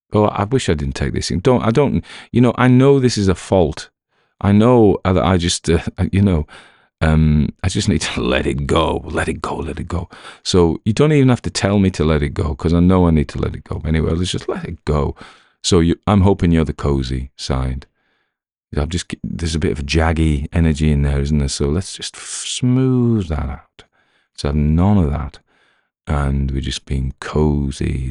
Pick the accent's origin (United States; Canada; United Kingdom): United Kingdom; the north of England; accent: Northern; I've had complaints about my North accent, which is extraordinary 'cause it's my real one.